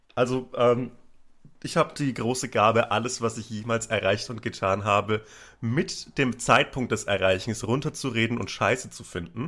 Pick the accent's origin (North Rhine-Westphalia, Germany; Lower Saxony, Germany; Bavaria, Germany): Bavaria, Germany; Upper Franconia, near Bamberg; ich bin in Oberfranken aufgewachsen, zwischen äh, in der Nähe von Bamberg